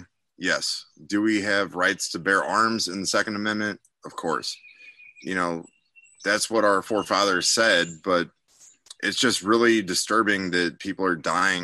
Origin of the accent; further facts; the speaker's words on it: St. Louis, Missouri, United States; I'm from St. Louis, Missouri